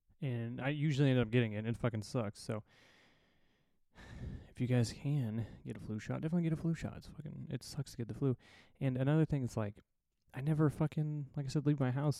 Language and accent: English; Indiana, United States; moved away as an adult; I'm from Indiana originally, as most of you know, and I don't really get home a lot these days.